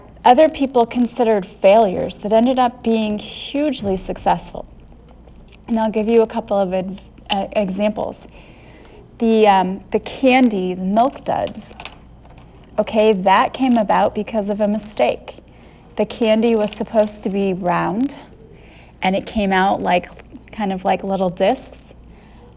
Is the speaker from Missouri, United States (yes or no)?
yes; St. Louis, Missouri, United States; I'm from St. Louis